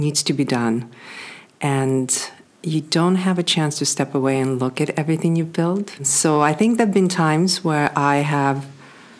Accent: Kyiv, Ukraine; moved away; I was born in Kyiv, Ukraine

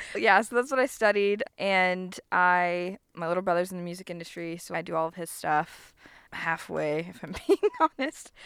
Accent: Florida Panhandle, United States; I was raised in the Panhandle

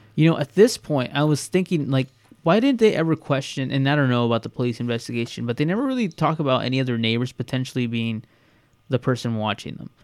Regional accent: Bakersfield, California, United States; we're from Bakersfield, California

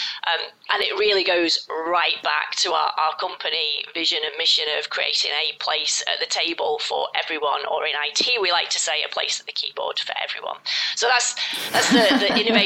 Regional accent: United Kingdom; a local school in the UK, my home country

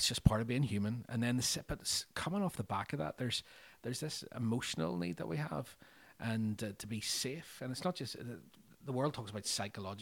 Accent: Northern Ireland, United Kingdom; growing up in Northern Ireland over 30 years, we did experience different levels of danger

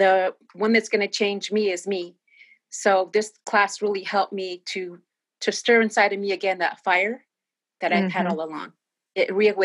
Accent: Northern California, United States; now in San Diego, United States; My parents were farm workers here up in Northern California.

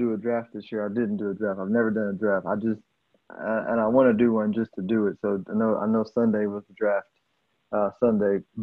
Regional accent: Houston, Texas, United States; I'm from Houston

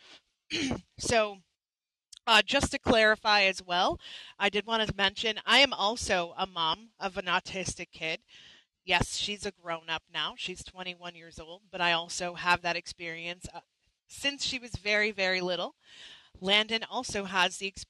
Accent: Canada; I'm a Canadian. I'm not American

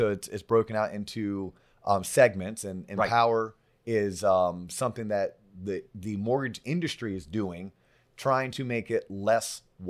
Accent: Orlando, Florida, United States; Man, I'm from Orlando. We say Townsend.

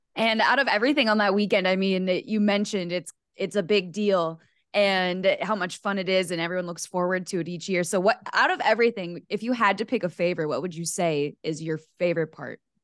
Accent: Rochester, Minnesota, United States; my hometown of Rochester, Minnesota

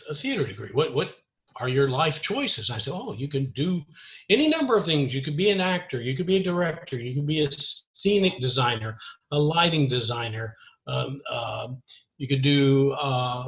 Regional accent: Memphis, Tennessee, United States; also born or lived in Texas / Japan / Hawaii; I grew up in Memphis, Tennessee, primarily

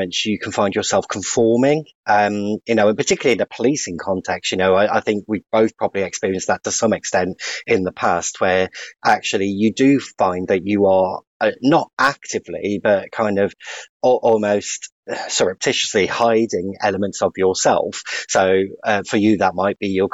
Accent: West Bromwich, West Midlands, United Kingdom; I was really lucky to grow up in the West Midlands

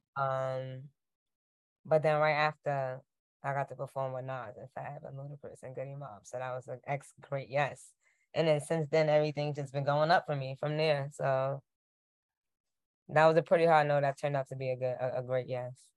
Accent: New York City, New York, United States; I'm from Queens

